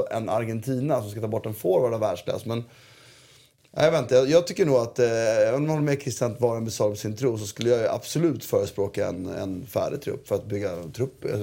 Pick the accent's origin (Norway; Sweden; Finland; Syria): Syria; Jag är från Syrien, inte från USA.